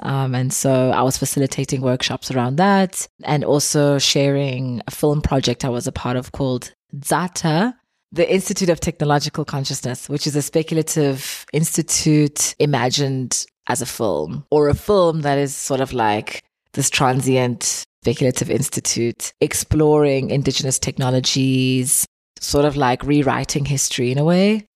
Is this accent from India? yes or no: no; Eastern Cape, South Africa; growing up in South Africa